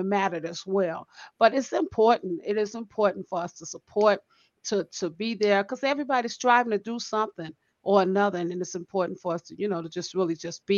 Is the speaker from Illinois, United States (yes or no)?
yes; Chicago, Illinois, United States; that's what I grew up on in Chicago. We supported one another